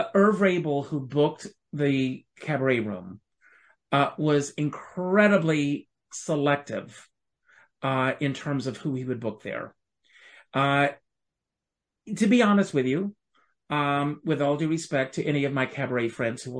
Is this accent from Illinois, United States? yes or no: no; South Carolina, United States; moved away as an adult; now in New York City, United States; I grew up on a tobacco farm in South Carolina